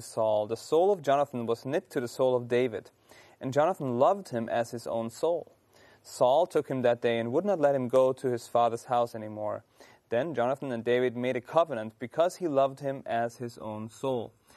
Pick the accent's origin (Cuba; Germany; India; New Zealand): Germany; accent: German; moved away